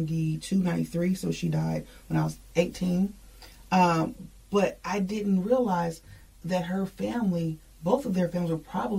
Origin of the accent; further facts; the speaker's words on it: Muncie, Indiana, United States; now in Indianapolis, United States; I'm from Muncie